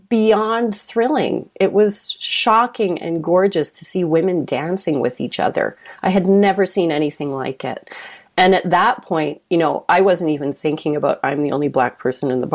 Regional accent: Calgary, Alberta, Canada; growing up in Calgary in the, you know, up until the 90s, early 2000s, it was like it's a predominantly white place

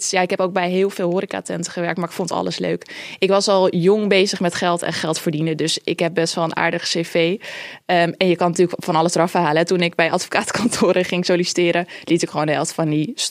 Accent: Amsterdam, North Holland, Netherlands; Geboren en getogen in Amsterdam. Ik woon er nog steeds.

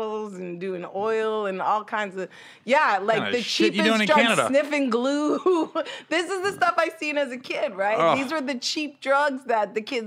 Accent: Oshawa, Ontario, Canada; born or raised there; moved away as an adult; also born or lived in Hollywood, Los Angeles, United States; now in Los Angeles, United States

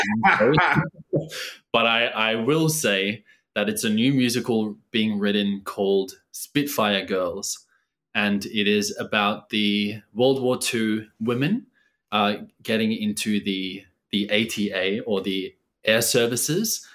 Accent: Australia; also born or lived in Auckland, New Zealand; I was born in Auckland in New Zealand. I moved over to Australia when I was about 3 years old

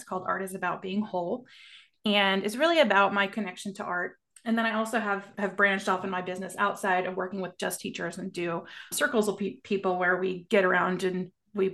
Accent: Amarillo, Texas, United States; now in Dallas, United States; So I grew up in Amarillo, Texas, in the Panhandle. I live outside of Dallas now.

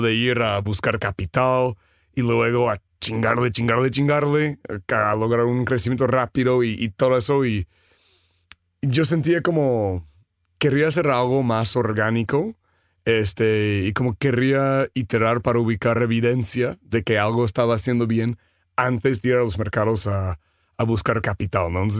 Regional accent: Seattle, Washington, United States; Spanish is a second language; moved away as an adult; also born or lived in San Francisco / Los Angeles / San Diego; now in Mexico City, Mexico; soy originario de Seattle, um, luego San Francisco, LA, San Diego

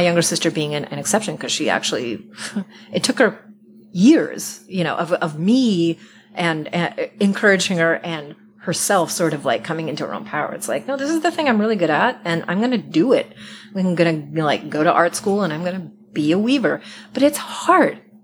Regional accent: Iowa, United States; I grew up in Iowa in a horrible, tiny industrial farming town

